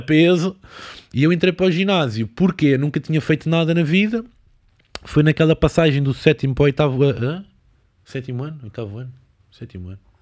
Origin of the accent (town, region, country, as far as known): Lisbon, Portugal; born or raised there